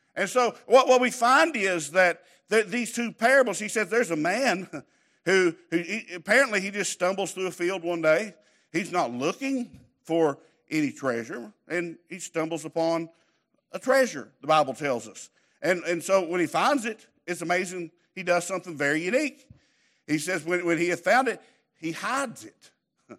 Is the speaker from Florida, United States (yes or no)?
no; Southeast Kentucky, United States; I grew up in Crackerneck